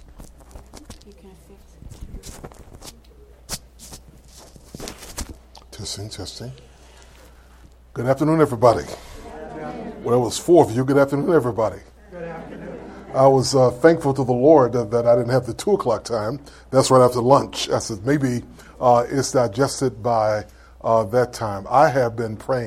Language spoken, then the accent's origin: English; Greensboro, North Carolina, United States; now in Cobb County, Georgia, United States; I am originally from North Carolina. I'm a Tar Heel all the way. I was born in Greensboro, North Carolina